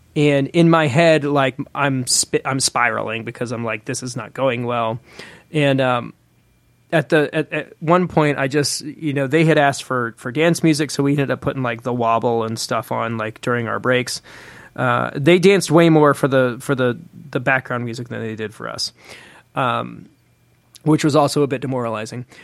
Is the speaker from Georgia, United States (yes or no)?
yes; Atlanta, Georgia, United States; moved away as an adult; also born or lived in Nashville; get plugged back into the Atlanta music scene when I moved, you know, when I moved home from Nashville